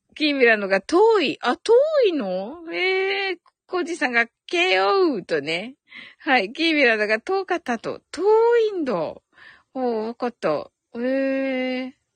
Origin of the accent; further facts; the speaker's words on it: Kyushu, Japan; 私九州人